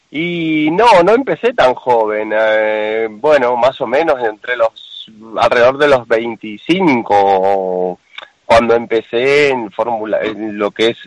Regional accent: Argentina; now in Spain; también es correcto que soy argentino, hace 20, casi 30 años que vivo en España

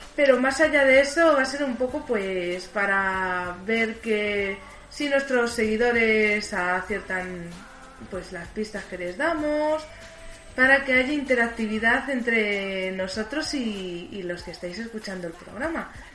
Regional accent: Barcelona, Catalonia, Spain; estamos en Barcelona, somos de Barcelona

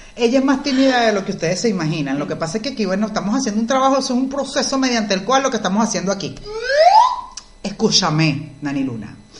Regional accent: Venezuela; moved away; nosotros los venezolanos que hemos salido del país hemos tenido que hacer, en su mayoría, otras cosas totalmente distintas a las que hacíamos en Venezuela

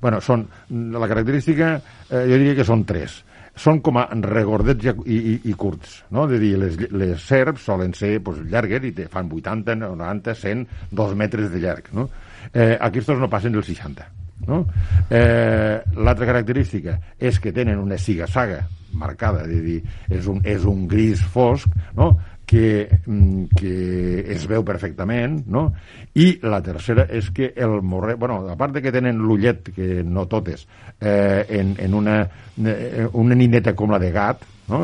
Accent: La Sénia, Catalonia, Spain; quan dic a casa vull dir al meu poble, eh, una perquè la Sènia

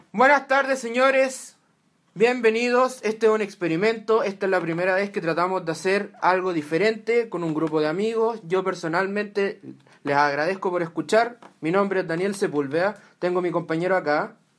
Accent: Santiago, Santiago Metropolitan Region, Chile; somos los tres de Santiago

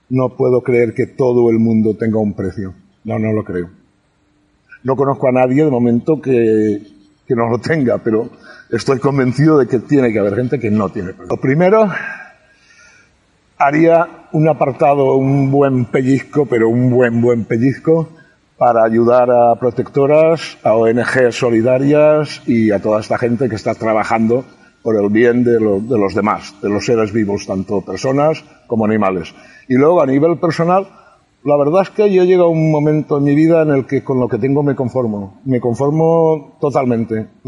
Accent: Estivella, Valencian Community, Spain; Vivía al aire libre, yo soy de Estivella, no soy del puerto. Entonces, claro, es un pueblo pequeño donde todas las casas estaban siempre abiertas

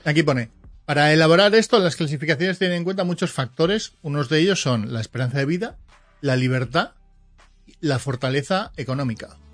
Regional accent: Portugalete, Basque Country, Spain; de donde soy yo, de Porto, Portugalete

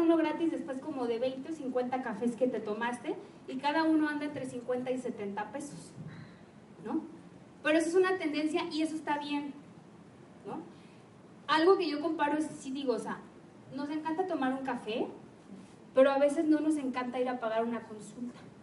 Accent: Guadalajara, Jalisco, Mexico; also born or lived in Lagos de Moreno; en Guadalajara tenemos la cultura de que como ya salimos del TEC o salimos de la vd o de la UDG

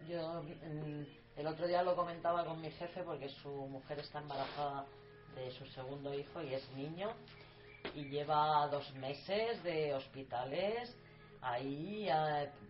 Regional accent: a village next to Talavera, Castilla-La Mancha, Spain; mi pueblo, que es un pueblo de al lado de Talavera, pues hay cuatro árboles frutales

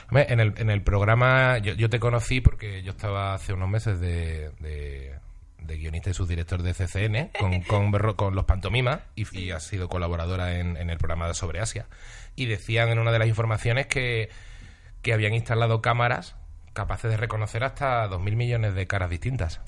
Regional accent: Seville, Andalusia, Spain; also born or lived in Huelva; Yo me crié en Sevilla, nací en Huelva

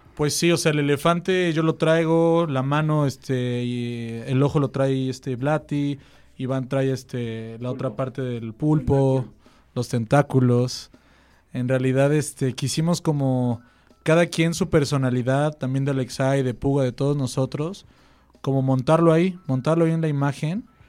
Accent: State of Mexico, Mexico; yo también soy del Estado

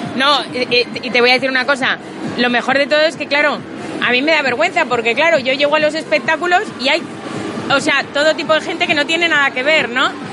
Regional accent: Catalonia, Spain; yo soy catalana

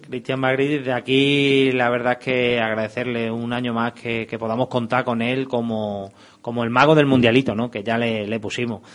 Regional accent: Badajoz, Extremadura, Spain; somos de aquí de Badajoz y somos pues antiguos jugadores del fútbol base de Badajoz

